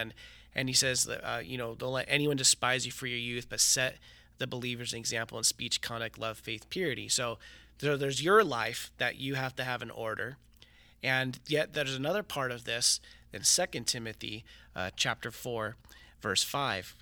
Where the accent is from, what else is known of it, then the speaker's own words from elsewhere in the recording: Riverside, California, United States; I was born and raised here in Riverside